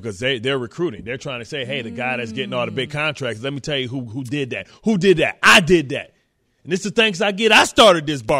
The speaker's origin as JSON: {"language": "English", "town": "Detroit", "region": "Michigan", "country": "United States", "said": "Just so you know, I'm from Detroit."}